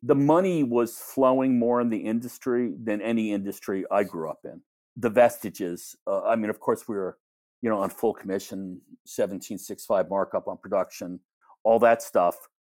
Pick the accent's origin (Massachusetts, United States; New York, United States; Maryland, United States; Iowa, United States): New York, United States; growing up in New York